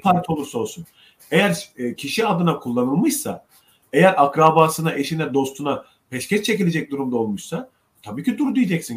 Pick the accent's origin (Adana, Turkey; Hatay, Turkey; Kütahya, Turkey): Adana, Turkey; Ceyhan; moved away; Memleketime, annemi babamı görmeye gittim Ceyhan'a.